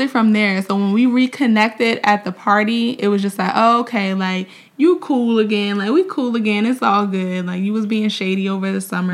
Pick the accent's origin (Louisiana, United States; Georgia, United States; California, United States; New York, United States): New York, United States; Mount Vernon; also born or lived in Orangeburg, South Carolina; we are both from New York. He's from Buffalo. I'm from Mount Vernon